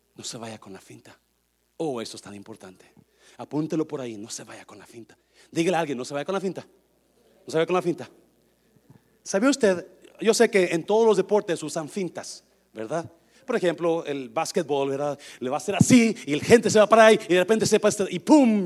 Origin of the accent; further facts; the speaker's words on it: Nayarit, Mexico; el panteón de mi pueblo, ahí en Nayarit